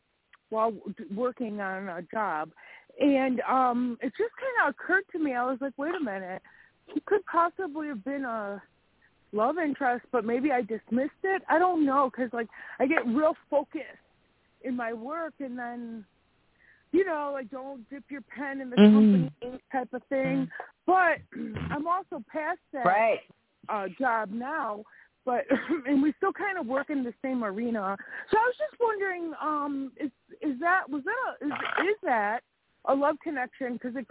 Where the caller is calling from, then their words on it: Wisconsin, United States; I'm calling from Wisconsin.